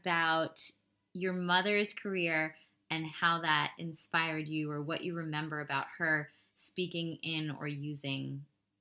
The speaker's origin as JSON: {"language": "English", "town": "New York City", "region": "New York", "country": "United States", "accent": "New York City", "said": "I remember someone actually like pointing out a word that I said with a very New York, strong New York City accent."}